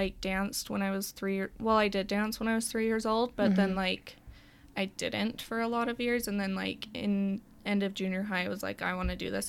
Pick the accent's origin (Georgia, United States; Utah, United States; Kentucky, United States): Utah, United States; Pleasant Grove; also born or lived in Cedar City, Utah; I grew up here in Pleasant Grove.